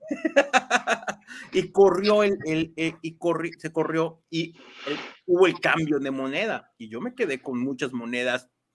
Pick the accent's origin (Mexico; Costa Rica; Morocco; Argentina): Mexico; Mexico City; yo nací en Ciudad de México, con una familia de, de, Ciudad de México